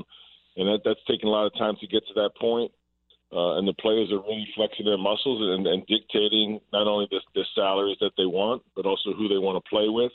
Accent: New York City, New York, United States; I grew up in Brooklyn in the 60s and the 70s and 80s

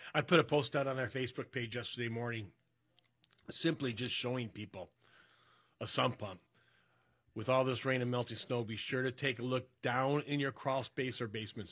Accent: Berkeley, United States; the house I grew up in over in Berkeley

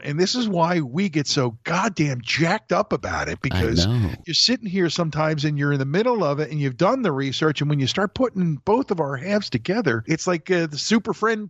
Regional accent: Philadelphia, Pennsylvania, United States; the legendary album that was recorded in my hometown. As a Philadelphia person

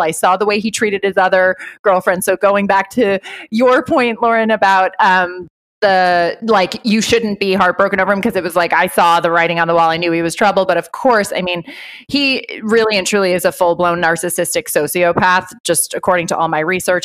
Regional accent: Ireland; I grew up Irish Catholic. I'm from Ireland. I'm 100% Irish

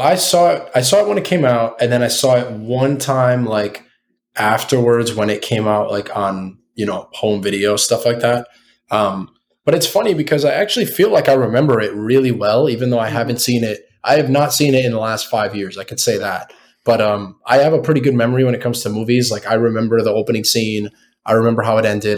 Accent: United States; we're all American.

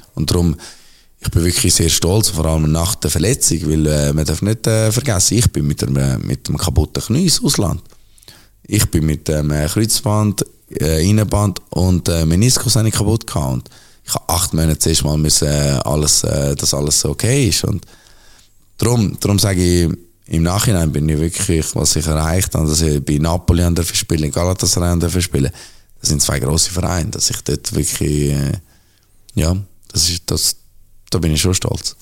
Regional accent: Zurich, Switzerland; Zürich bin ich aufgewachsen, Zürich ist meine Heimatstadt, Zürich ist alles für mich

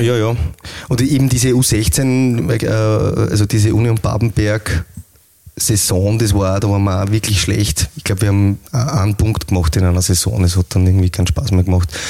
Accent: Leonding, Upper Austria, Austria; also born or lived in Linz; Ich komme eigentlich aus Leonding

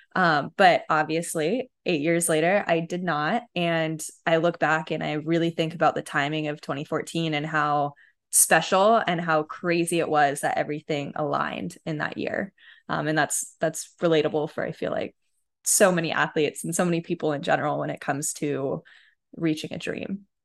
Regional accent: California, United States; growing up in California

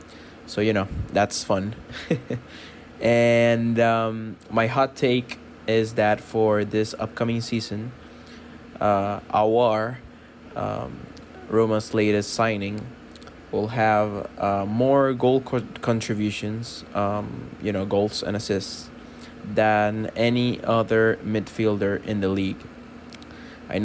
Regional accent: Venezuela; now in Miami, United States; I am from Venezuela, but I currently live in Miami, the now city of Lionel Messi.

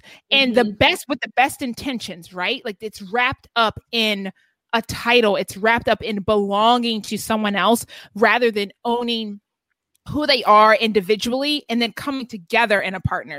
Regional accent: the South, United States; I grew up in the South

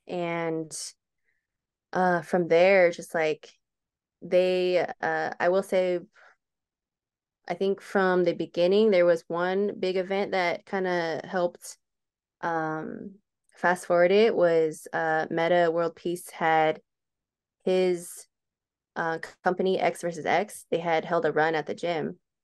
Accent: Hacienda Heights, California, United States; moved away as an adult; now in Chino, United States; I grew up in Hacienda Heights, which is not too far away

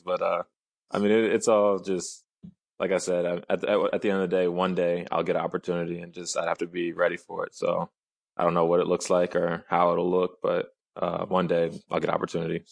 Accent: Nashville, Tennessee, United States; moved away; I'm from Nashville

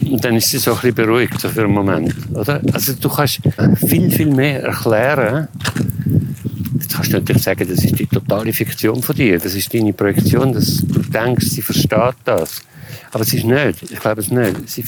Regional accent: Salzburg, Austria; ich bin auf dem Land aufgewachsen und ich bin immer in der Natur gewesen, im Waldhaus und Salzburg.

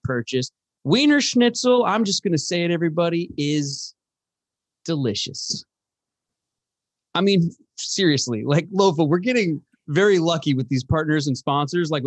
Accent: Edmonds, Washington, United States; I'm from Edmonds, born and raised

